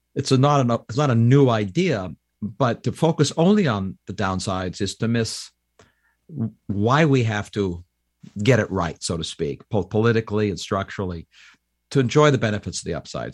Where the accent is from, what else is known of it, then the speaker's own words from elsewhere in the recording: Canada; now in United States; I'm a Canadian that became an American